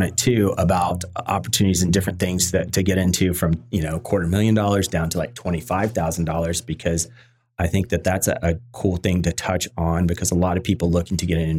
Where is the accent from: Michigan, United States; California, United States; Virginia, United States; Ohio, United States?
Virginia, United States; now in San Diego, United States; You know, I came from Virginia, you know, originally.